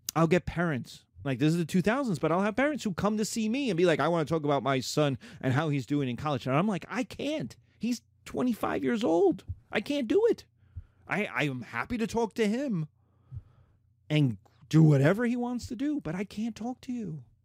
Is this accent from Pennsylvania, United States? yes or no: no; New York, United States; I'm a New Yorker. I'm an American